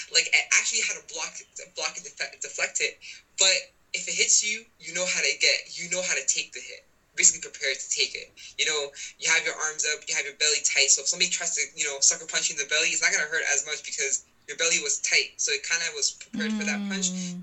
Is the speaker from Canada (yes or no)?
yes; Canada; I come from Algerian parents. I was born and raised in Canada.